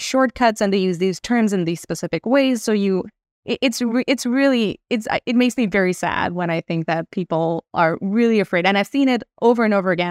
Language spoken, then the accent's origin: English; India; moved away; I grew up in India